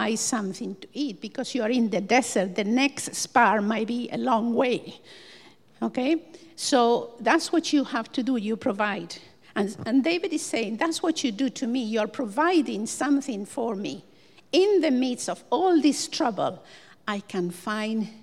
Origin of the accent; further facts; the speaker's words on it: Buenos Aires, Argentina; moved away as an adult; also born or lived in Dublin / Cork; now in Ireland; I come from Buenos Aires, a small city of around 10 million people